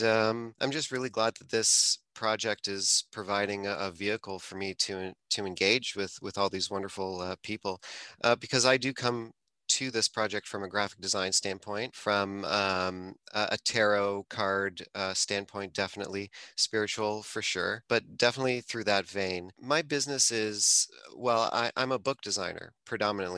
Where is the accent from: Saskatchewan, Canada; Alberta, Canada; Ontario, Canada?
Ontario, Canada; Toronto; I'm from the Toronto area